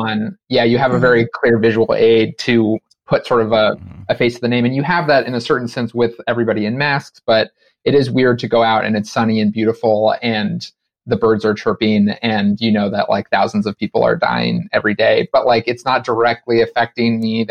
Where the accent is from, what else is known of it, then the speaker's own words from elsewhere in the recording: Los Angeles, California, United States; moved away as an adult; now in Brooklyn, United States; I grew up in Los Angeles